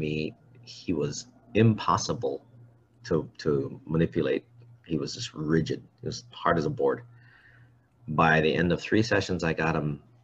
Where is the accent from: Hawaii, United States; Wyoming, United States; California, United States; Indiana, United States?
Hawaii, United States; I'm Hawaiian